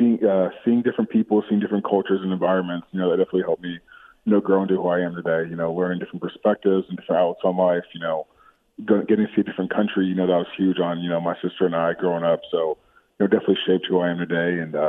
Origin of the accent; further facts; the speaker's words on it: Chicago, Illinois, United States; born there; also born or lived in Australia / Connecticut / Texas; Yeah, so I was born in Chicago. Lived there for a couple of years, and my family, my dad's job, he worked for Procter & Gamble, moved us to Australia for about 5 years. And after that, we were in Connecticut for 3, and then after Connecticut, we moved to Texas